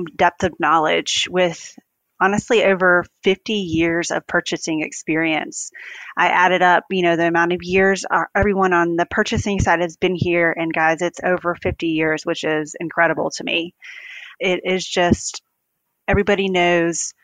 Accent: Greenville, South Carolina, United States; I grew up in Greenville, South Carolina, where our headquarters is

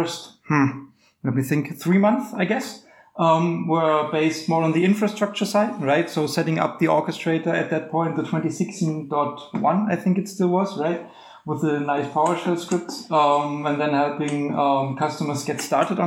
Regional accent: Germany; I come from Germany

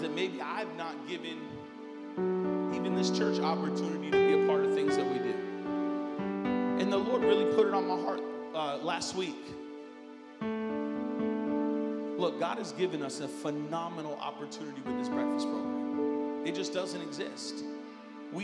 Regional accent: United States; I come from America

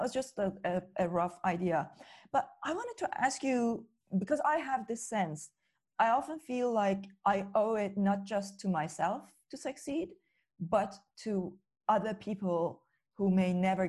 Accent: Iran; moved away as an adult; now in United Kingdom; growing up in Iran, I came to the UK when I was 23 in 2005.

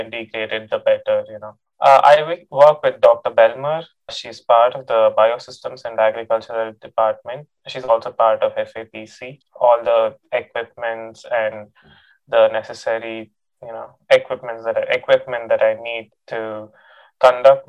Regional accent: Bangalore, Karnataka, India; moved away as an adult; now in Stillwater, United States; I'm from Bangalore, India.

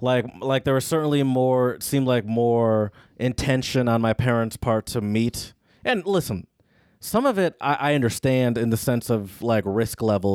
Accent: Michigan, United States; Granted, though, I grew up in Michigan. Like, my sort of late teen years were in Michigan as a car owner.

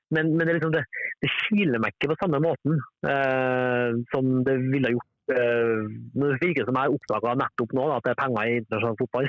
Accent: Norway; moved away as an adult; also born or lived in Denmark; jeg er norsk, men jeg bor her.

